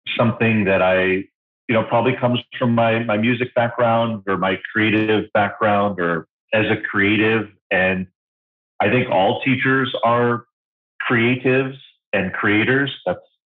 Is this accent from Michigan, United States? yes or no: no; Hawaii, United States; My parents were, they were born and raised in New York City, but kind of sold the house, quit the jobs, and moved to these islands in the middle of the Pacific Ocean. And I was definitely raised in a unique environment